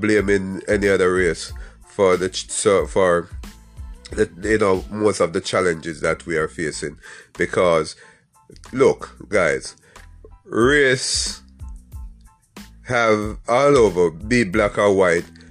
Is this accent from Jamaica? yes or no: yes; Jamaica; I am from Jamaica